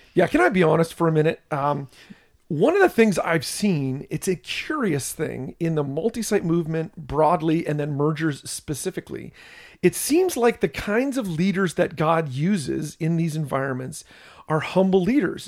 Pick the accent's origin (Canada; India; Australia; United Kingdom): Canada; I'm a Canadian